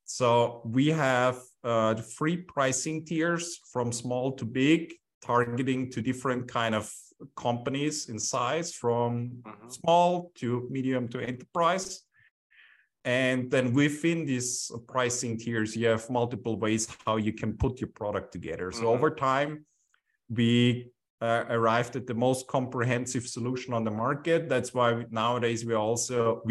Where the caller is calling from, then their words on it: Vienna, Austria; Right now, I'm calling from Vienna